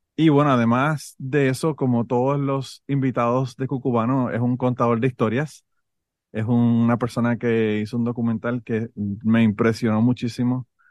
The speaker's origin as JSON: {"language": "Spanish", "country": "Puerto Rico", "moved": "yes", "said": "yo soy de Puerto Rico"}